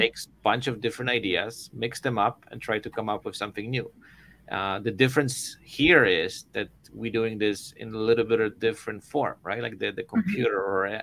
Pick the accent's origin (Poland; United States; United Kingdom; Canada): Poland; moved away; I'm originally from Poland.